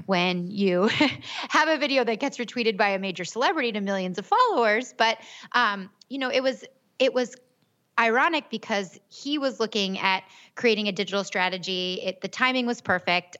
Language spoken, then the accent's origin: English; Gilbert, Arizona, United States; I'm actually from Gilbert. I grew up here.